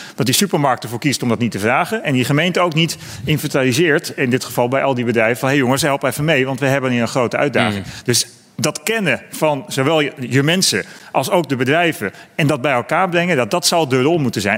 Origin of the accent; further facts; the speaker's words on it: Utrecht, Netherlands; Ik kom uit Utrecht